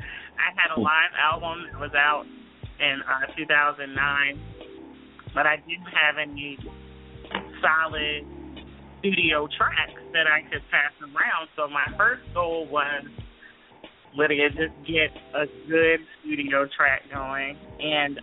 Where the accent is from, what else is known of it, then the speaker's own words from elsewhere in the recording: New Jersey, United States; also born or lived in Philadelphia; now in Los Angeles, United States; I'm originally from South Jersey.